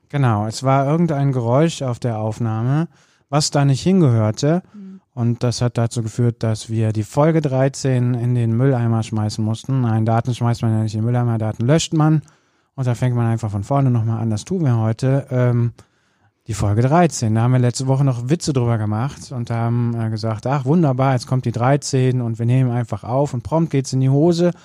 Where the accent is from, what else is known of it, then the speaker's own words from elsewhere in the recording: Bergisches Land, North Rhine-Westphalia, Germany; now in Cologne, Germany; ich bin am Land groß geworden, im Bergischen Land